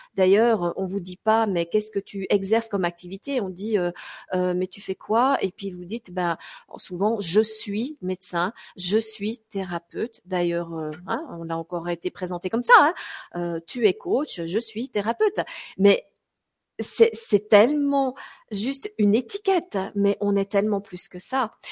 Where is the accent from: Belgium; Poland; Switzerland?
Switzerland; je suis suissesse